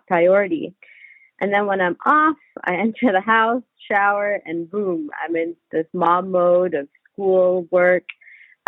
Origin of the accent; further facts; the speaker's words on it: Michigan, United States; also born or lived in India; now in Houston, United States; I was raised in Michigan